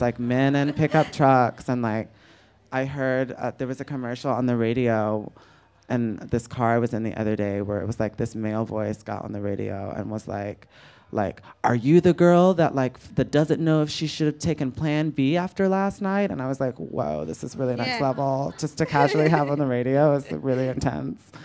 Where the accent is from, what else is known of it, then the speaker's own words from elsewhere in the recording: United States; as an American